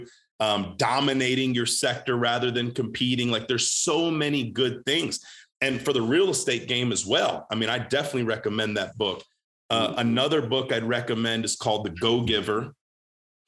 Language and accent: English; Groesbeck, Texas, United States; I'm from Groesbeck Goat, the Groesbeck Goat